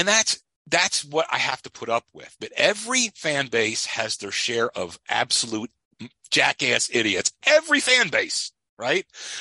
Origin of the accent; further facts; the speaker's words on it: Philadelphia, Pennsylvania, United States; I'm from Philly.